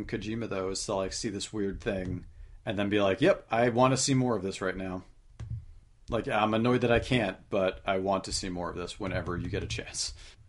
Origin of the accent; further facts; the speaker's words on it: New York, United States; I'm from New York State